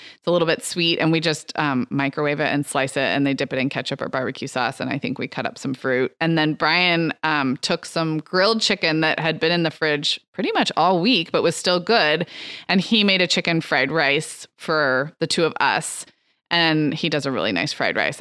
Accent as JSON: {"language": "English", "town": "Santa Barbara", "region": "California", "country": "United States", "tie": "born or raised there", "said": "Santa Barbara, my hometown."}